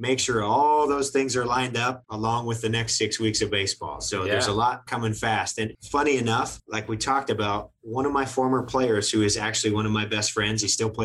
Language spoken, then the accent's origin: English; Western Kansas, United States; I grew up in Western Kansas